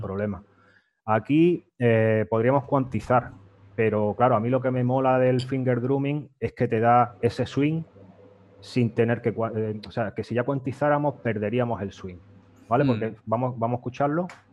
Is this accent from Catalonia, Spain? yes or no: no; Fuengirola, Andalusia, Spain; yo soy de Fuengirola y allí en, mi barrio, en los boliches, pues nos íbamos los fines de semana, ya esto con 14, 15